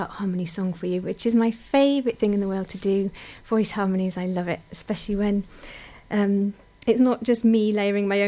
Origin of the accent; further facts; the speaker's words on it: Pembroke, Wales, United Kingdom; my hometown of Pembroke